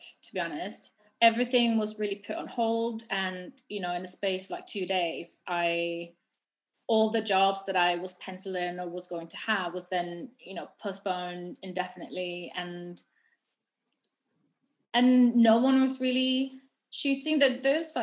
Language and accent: English; Norway; moved away as an adult; now in London, United Kingdom; I'm from Norway, and so I moved to London a year after I graduated